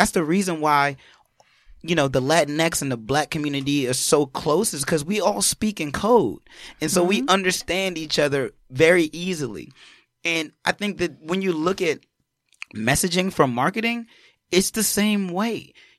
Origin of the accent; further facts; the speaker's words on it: Ghana; No, I'm just Ghanaian. Ghanaian.